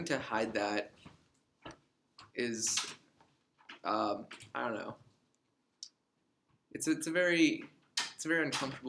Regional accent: Canada; I was born in Canada

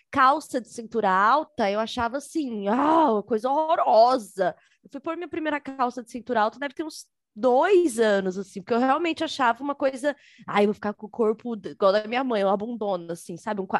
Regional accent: São Paulo, Brazil; Sou cria da Zélie de São Paulo, da Coab.

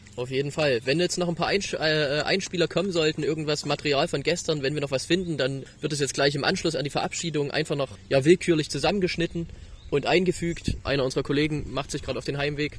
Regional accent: the East, East Germany, Germany; Wir kommen aus dem Osten

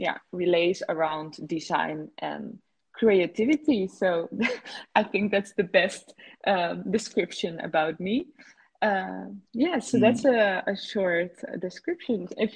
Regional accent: Netherlands; also born or lived in Barcelona, Spain; well, where I'm from, from the Netherlands. My father is Dutch, my mother is Dominican, but I was born in Barcelona, and I have been moving around between these different countries.

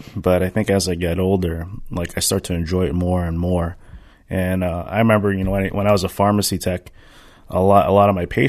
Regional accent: the Bay Area, California, United States; moved away; I'm from the Bay.

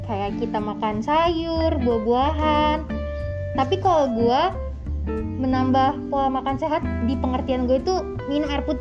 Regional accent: North Sumatra, Indonesia; gue nih kan orang Batak ya

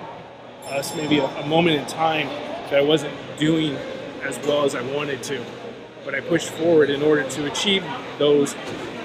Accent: Illinois, United States; moved away as an adult; also born or lived in California; I'm from Illinois

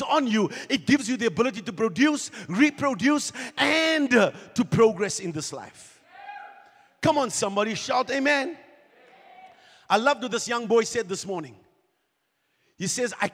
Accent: South Africa; We're from South Africa. We're Kingdom Life Embassy

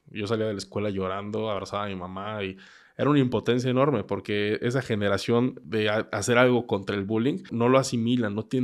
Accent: Querétaro, Mexico; also born or lived in Mexico City; Nací en Ciudad de México y... En Ciudad de México antes de que tuviera el año de edad, mis papás decidieron radicar en Querétaro, entonces pues, me vine para acá.

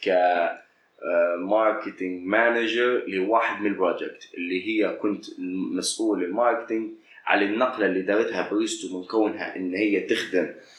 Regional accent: Libya; خلينا نقولوا بالليبي

